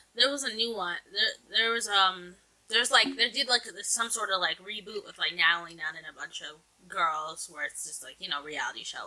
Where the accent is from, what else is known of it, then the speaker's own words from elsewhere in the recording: New Jersey, United States; From New Jersey